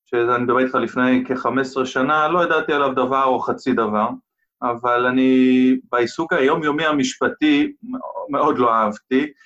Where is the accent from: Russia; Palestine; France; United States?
United States; first language English; Hebrew is a second language; גדלתי הרבה שנים בארצות הברית בגלל העבודה של אבא שלי